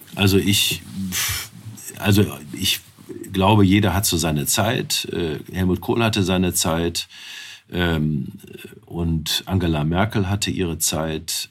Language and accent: German; Wuppertal, North Rhine-Westphalia, Germany; in meiner Geburtsstadt Wuppertal